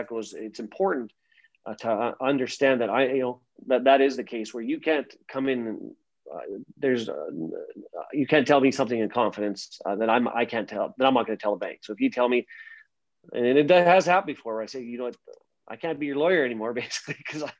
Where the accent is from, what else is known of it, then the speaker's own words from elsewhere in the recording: Meadow Lake, Saskatchewan, Canada; moved away as an adult; also born or lived in Nova Scotia; now in Saskatoon, Canada; I'm originally from Meadow Lake, Saskatchewan. I grew up there, and I've been in Saskatoon now for a good 15 years or so.